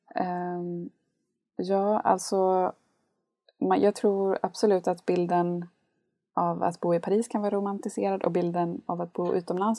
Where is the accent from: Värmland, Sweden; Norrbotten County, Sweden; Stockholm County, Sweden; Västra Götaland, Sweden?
Norrbotten County, Sweden; Gällivare; moved away as an adult; also born or lived in Jönköping; så är jag uppvuxen i Lappland i en väldigt liten stad som heter Gällivare med 19 000 invånare